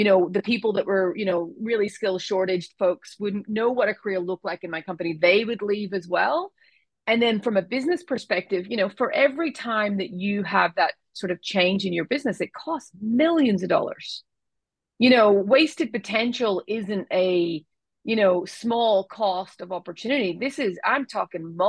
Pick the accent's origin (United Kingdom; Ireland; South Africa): Ireland; moved away; as you can hear from my accent, I was born in Ireland. I come from a very large family